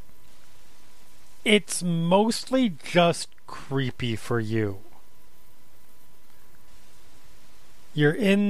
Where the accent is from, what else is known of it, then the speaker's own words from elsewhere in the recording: United States; I'm American